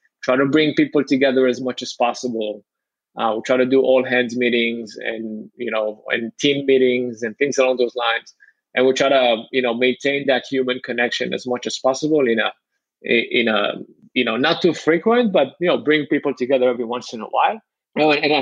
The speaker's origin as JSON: {"language": "English", "country": "Israel", "moved": "yes", "said": "I'm from Israel"}